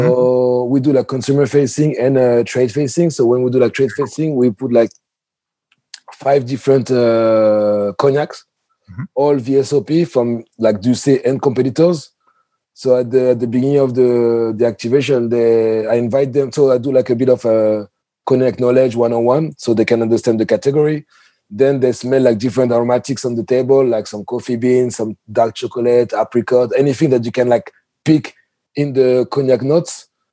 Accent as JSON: {"language": "English", "town": "Paris", "region": "Île-de-France", "country": "France", "moved": "as an adult", "lives_now": "New York, United States", "said": "I come from Europe and Paris especially, so we have like the culture of terraces."}